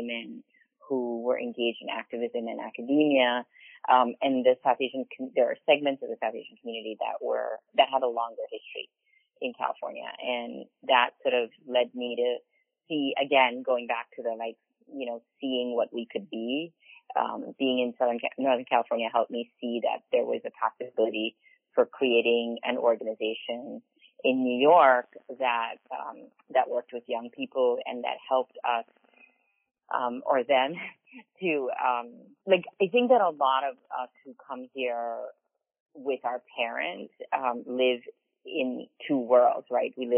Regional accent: Belize; moved away as an adult; now in United States; when I was growing up in Belize, I was in high school when Belize became independent of Britain

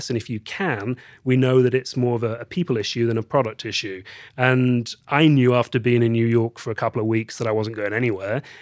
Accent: England, United Kingdom; So, let's start with the fact that I am English. I was born in the uh, beautiful countryside in the north of England.

